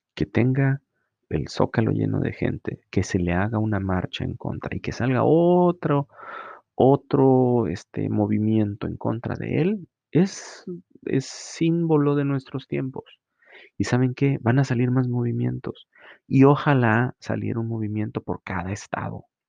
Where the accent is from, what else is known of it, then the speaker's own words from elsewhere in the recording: Mexico; como mexicanos